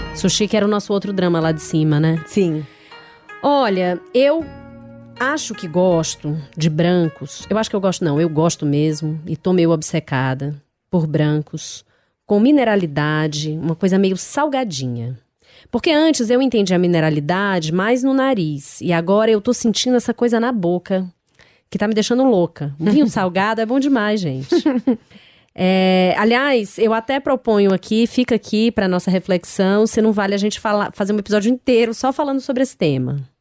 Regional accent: Ceará, Brazil; come-se muito baião de dois na minha terra

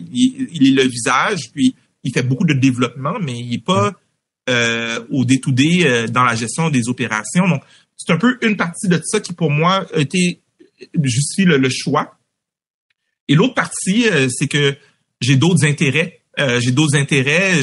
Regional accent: Montreal, Quebec, Canada; J'ai grandi à Anjou, moi, dans l'est de Montréal

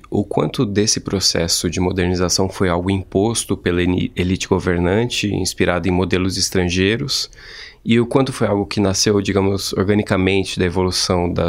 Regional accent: São Paulo, Brazil; accent: paulista; pouco estranho ouvir meu sotaque tão paulista.

